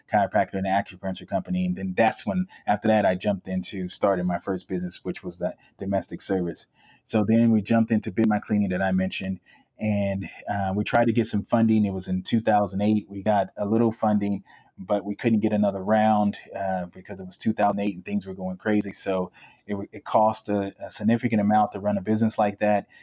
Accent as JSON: {"language": "English", "town": "San Diego", "region": "California", "country": "United States", "tie": "born or raised there", "also_born_or_lived": "Chicago, Illinois", "said": "growing up in San Diego in a middle class um, neighborhood"}